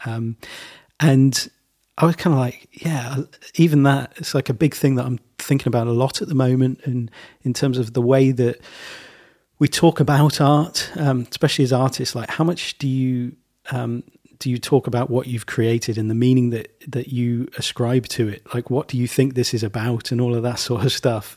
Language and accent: English; Leamington Spa, West Midlands, United Kingdom; my hometown, Leamington Spa